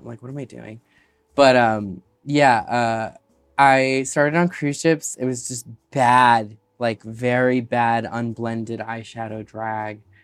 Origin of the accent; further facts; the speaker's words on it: Alaska, United States; moved away; also born or lived in Chicago; growing up in Alaska